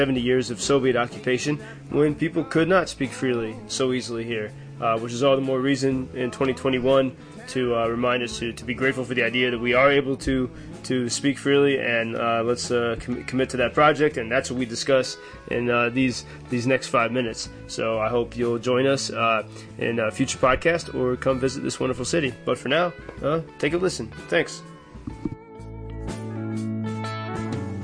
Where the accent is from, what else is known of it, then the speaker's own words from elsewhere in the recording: United States; now in Lviv, Ukraine; I'm an American and journalist